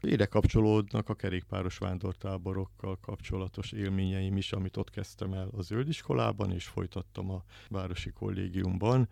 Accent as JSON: {"language": "Hungarian", "town": "Szolnok", "region": "Jász-Nagykun-Szolnok", "country": "Hungary", "tie": "born or raised there", "said": "Szolnokon nőttem fel, a szolnoki vagyok"}